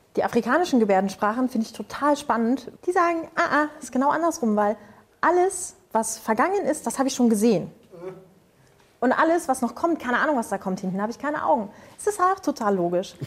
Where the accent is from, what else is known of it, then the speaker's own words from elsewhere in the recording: Spreewald, Brandenburg, Germany; im Spreewald, wo ich herkomme